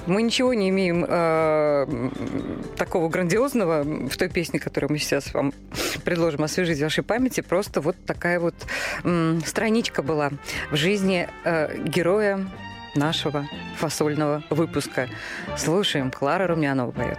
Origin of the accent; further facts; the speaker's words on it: Saratov, Saratov Oblast, Russia; moved away; я бы человек провинциальный, да, я из Саратова